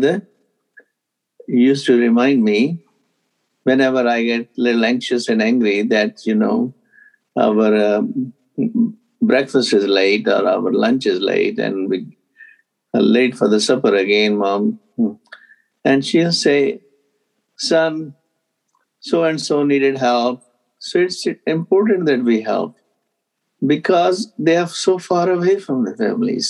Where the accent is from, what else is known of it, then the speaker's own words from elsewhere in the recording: Punjab, India; I grew up in Punjab, north part of India